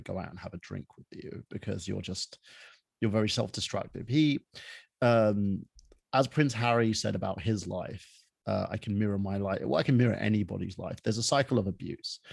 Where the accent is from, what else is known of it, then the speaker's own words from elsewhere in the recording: United Kingdom; moved away; I was born in the United Kingdom from a half Palestinian